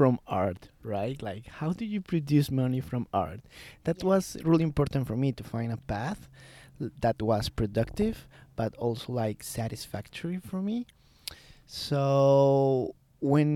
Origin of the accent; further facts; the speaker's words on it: Colombia; I was born in Colombia.